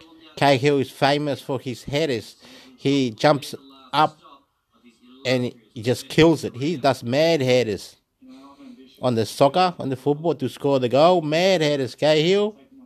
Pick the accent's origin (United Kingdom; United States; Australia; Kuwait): Australia; New South Wales; I'm from Australia. I'm from the Illawarra as well.